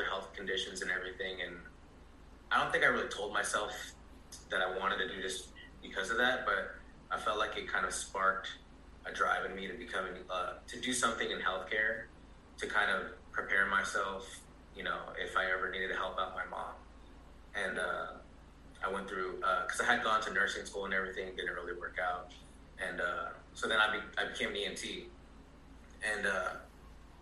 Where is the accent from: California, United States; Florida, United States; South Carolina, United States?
California, United States; San Ramon; also born or lived in Alameda, California; now in Brentwood, United States; I grew up in San Ramon until I was about 15 or so